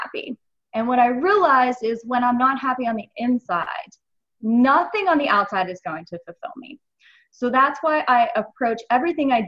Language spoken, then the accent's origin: English; United States; I grew up in America